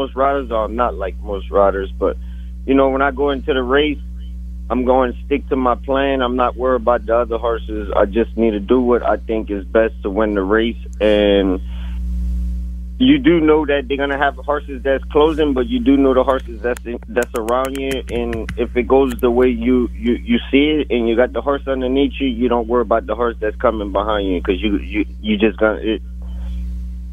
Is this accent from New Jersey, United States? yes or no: no; Louisiana, United States; moved away; I'm from Louisiana